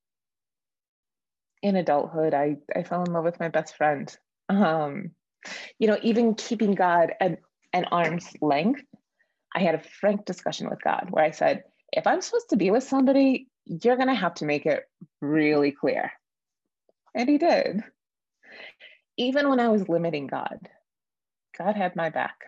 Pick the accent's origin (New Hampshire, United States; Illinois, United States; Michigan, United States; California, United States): Michigan, United States; Detroit; moved away as an adult; now in Colorado, United States; I grew up in the Detroit area of Michigan